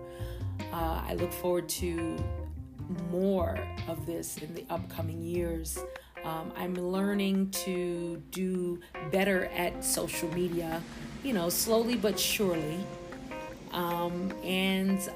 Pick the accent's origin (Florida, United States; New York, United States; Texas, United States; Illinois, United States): New York, United States; Long Island; also born or lived in Virginia; I am located in Long Island, New York, and I have been living here for mostly all my life. I did live out of state before in Virginia, but I ended up coming back to my hometown.